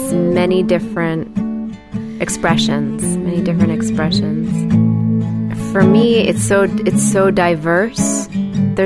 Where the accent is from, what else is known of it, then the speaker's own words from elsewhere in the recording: Huntington / Bridgeport, Connecticut, United States; also born or lived in Washington Depot, Connecticut; I grew up in an area called Huntington and then moved to Bridgeport, Connecticut